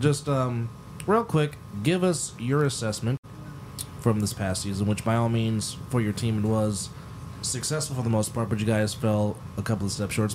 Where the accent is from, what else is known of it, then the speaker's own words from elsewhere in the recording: Bay Area, Northern California, United States; moved away as an adult; now in Las Vegas, United States; I am from the Bay Area, Northern California, born and raised.